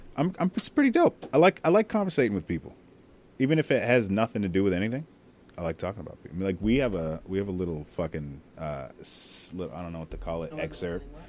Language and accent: English; Connecticut, United States; I was living in Connecticut. I was born in Connecticut